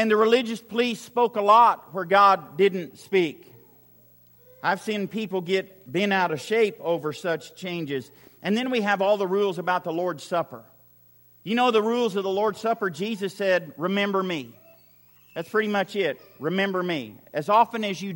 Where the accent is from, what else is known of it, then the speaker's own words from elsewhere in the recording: Western Oklahoma, United States; I grew up in Western Oklahoma